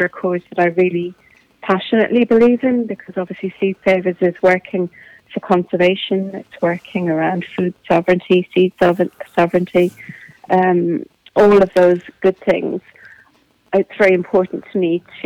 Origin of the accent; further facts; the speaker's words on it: Bray, Leinster, Ireland; also born or lived in Kilmacurry, Wicklow / East Clare; I'm from Wicklow. I've spent most of my life in Bray